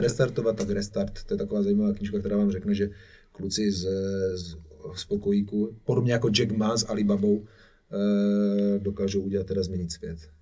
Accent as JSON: {"language": "Czech", "country": "Czechia", "also_born_or_lived": "Ibiza", "said": "super český DJ"}